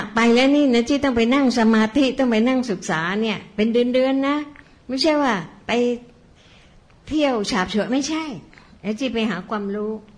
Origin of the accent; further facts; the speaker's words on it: Bangkok, Thailand; เราเป็นคนบางกอก